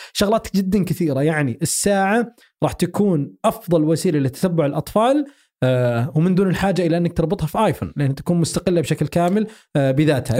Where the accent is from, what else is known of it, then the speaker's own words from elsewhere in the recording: Saudi Arabia; عندنا في السعودية